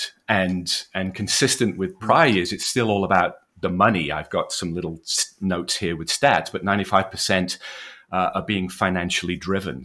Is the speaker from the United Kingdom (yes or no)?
yes; Wales, United Kingdom; You can tell from the accent, I'm from the UK, born and bred in Wales, educated there.